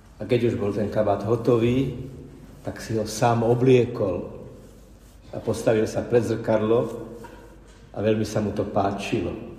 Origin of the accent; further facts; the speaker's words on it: Slovakia; som tu zo Slovenska